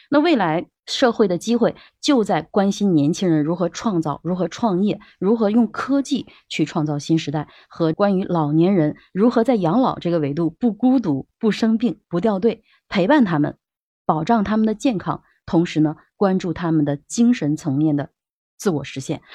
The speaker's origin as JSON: {"language": "Chinese", "country": "China", "said": "我们中国人"}